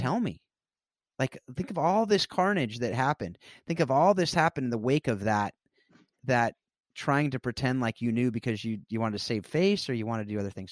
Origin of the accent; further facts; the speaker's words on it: South Orange County, California, United States; I grew up in South Orange County, California.